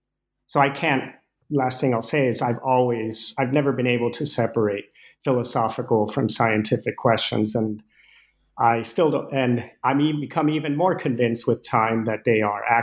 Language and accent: English; Venezuela; moved away as an adult; As you mentioned, I grew up in Venezuela with Danish parents, and I first set foot in the U.S. at age 18, and so I wasn't familiar at all with the U.S.